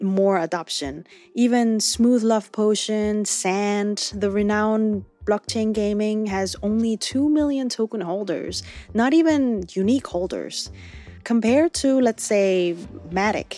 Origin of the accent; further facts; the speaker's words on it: South Korea; my home country